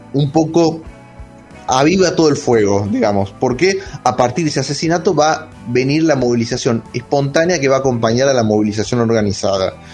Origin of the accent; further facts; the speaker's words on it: Villa Carlos Paz, Córdoba, Argentina; Sí, yo soy de Carlos Paz igual.